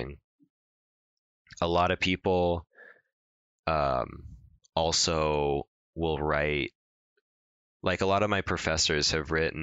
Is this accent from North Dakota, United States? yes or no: no; Long Beach, California, United States; I'm from Long Beach, California